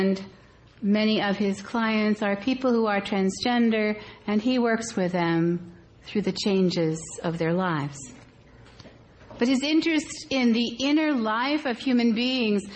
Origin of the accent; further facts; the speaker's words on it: Cape Cod area, Massachusetts, United States; accent: Cape Cod / Massachusetts (non-rhotic); moved away; We lived in an ocean town, and our lives were always oriented to the sea. And so Dad is sitting at one of our favorite places to eat, and you have to know that coming from the Cape Cod area, I will revert to my real accent.